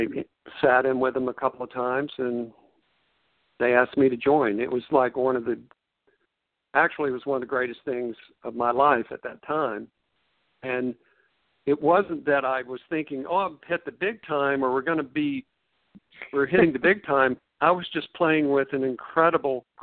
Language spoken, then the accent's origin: English; Forest City, North Carolina, United States; also born or lived in Chapel Hill, North Carolina; I was born and raised in Forest City, and that's sort of between Charlotte and Asheville